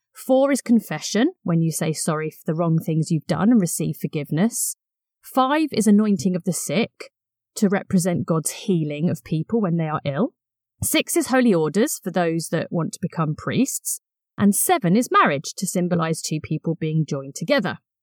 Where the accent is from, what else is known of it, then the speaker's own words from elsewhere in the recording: Brighton, South East England, United Kingdom; I grew up in Brighton and used to attend beach baptisms